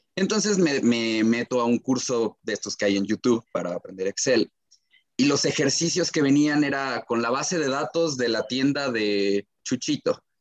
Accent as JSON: {"language": "Spanish", "country": "Mexico", "said": "como aficionados mexicanos"}